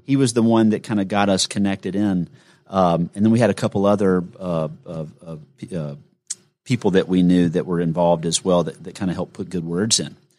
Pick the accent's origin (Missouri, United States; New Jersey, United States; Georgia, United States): Georgia, United States; Gainesville; I grew up in Gainesville, Georgia